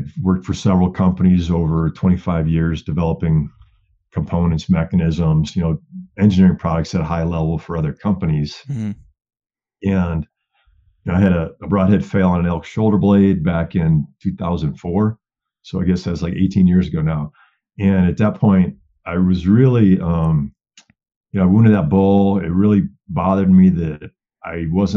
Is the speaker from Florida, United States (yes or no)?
no; Wisconsin, United States; moved away as an adult; now in Colorado, United States; I grew up in Wisconsin, bow hunting, whitetails.